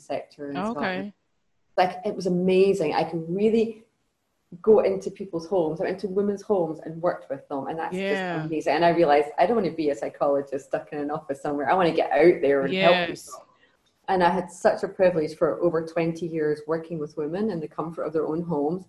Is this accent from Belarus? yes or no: no; Scotland, United Kingdom; I come from Scotland. So I grew up in Scotland.